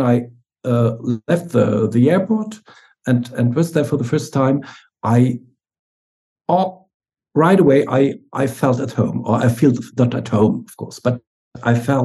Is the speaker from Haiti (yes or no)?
no; Munich, Bavaria, Germany; moved away as an adult; now in Berlin, Germany; my hometown Munich. Now I'm living in Berlin